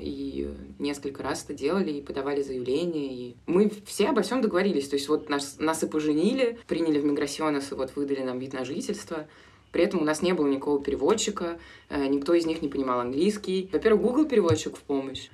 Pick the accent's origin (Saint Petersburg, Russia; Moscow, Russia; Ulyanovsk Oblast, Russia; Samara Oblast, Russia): Moscow, Russia; moved away as an adult; also born or lived in Italy; now in Argentina; мы оба из Москвы